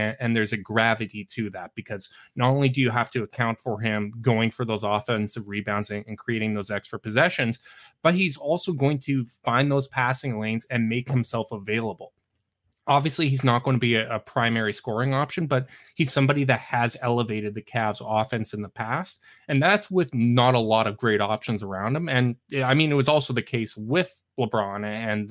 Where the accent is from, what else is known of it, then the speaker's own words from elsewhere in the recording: Canada; as a Canadian